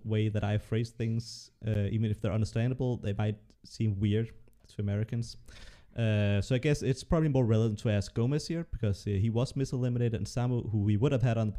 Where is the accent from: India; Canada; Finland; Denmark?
Denmark; English is a second language; And I'm from Denmark, and even though, like, for a Dane, I speak English well